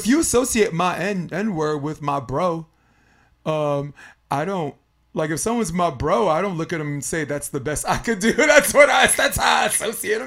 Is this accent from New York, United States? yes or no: yes; New York City, New York, United States; I grew up in Brooklyn